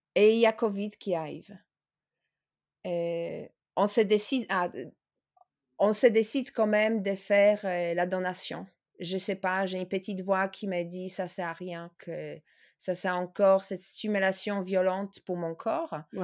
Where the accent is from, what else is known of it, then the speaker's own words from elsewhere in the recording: Poland; now in France; je suis polonaise